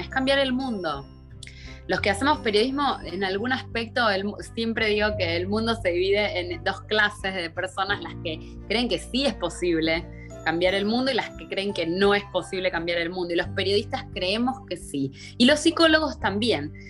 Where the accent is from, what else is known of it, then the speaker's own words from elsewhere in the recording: Buenos Aires, Argentina; moved away as an adult; muy cerquita del obelisco, súper porteña en Buenos Aires. Eh, me crié ahí